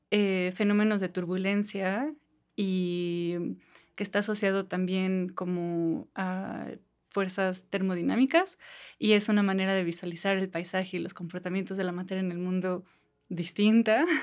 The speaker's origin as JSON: {"language": "Spanish", "town": "Toluca", "region": "State of Mexico", "country": "Mexico"}